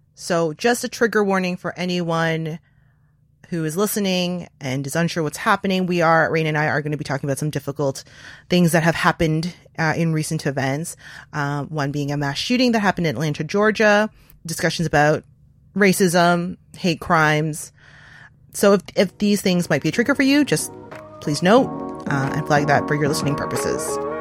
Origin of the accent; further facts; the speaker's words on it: Canada; I'm not American. I'm, I'm Asian, identify as Asian Canadian